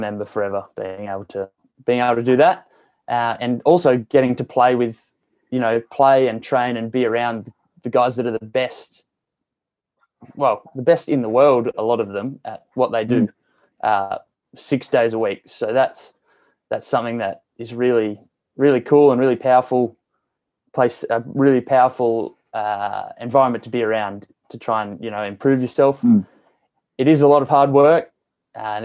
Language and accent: English; Tamworth, New South Wales, Australia; moved away as an adult; also born or lived in Sydney; now in Perth, Australia; growing up in Tamworth, you know, it was really great.